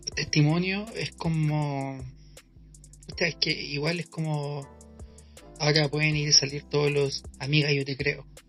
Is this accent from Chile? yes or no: yes; Chile; son como chilenas, y son como, como, son como del, lenguaje, como el hoyo que, manejamos nosotros